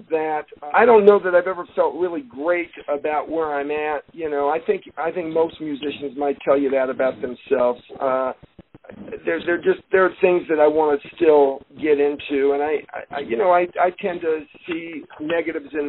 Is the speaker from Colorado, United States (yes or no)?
yes; Denver, Colorado, United States; I was born and raised in Denver